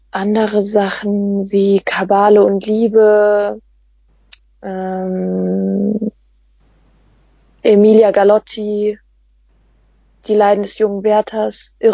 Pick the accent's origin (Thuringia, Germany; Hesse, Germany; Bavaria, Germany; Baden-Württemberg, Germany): Hesse, Germany; Weil ich komme ja aus dem Bundesland Hessen und wir haben eine ganz andere Pflichtlektüreliste.